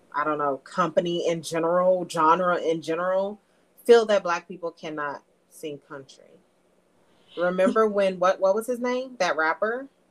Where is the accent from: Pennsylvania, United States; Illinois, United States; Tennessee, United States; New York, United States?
Tennessee, United States; Memphis; I was born and raised in Memphis